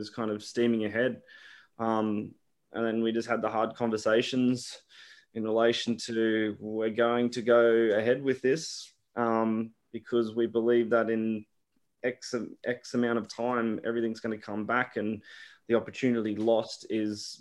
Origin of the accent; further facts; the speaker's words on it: Brisbane, Queensland, Australia; I grew up in the area as well, like from in Cannon Hill